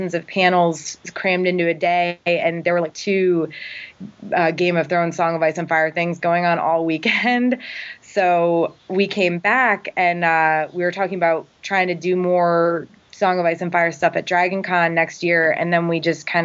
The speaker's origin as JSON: {"language": "English", "region": "Connecticut", "country": "United States", "moved": "yes", "said": "Originally, I'm from Connecticut."}